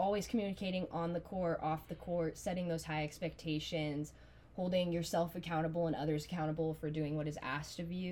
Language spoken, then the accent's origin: English; Auburn, Nebraska, United States; I'm from Auburn, Nebraska.